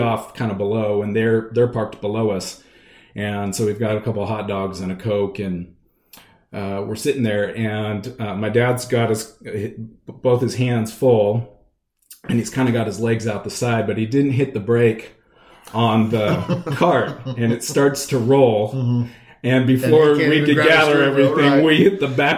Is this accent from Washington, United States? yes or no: yes; Redmond, Washington, United States; also born or lived in Southern California; I grew up in Redmond, Washington.